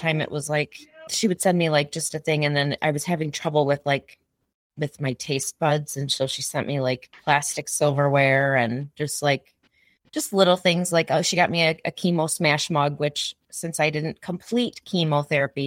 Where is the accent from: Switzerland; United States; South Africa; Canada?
United States; Illinois; also born or lived in East Coast; I'm from Illinois. I've lived in Illinois 99% of my life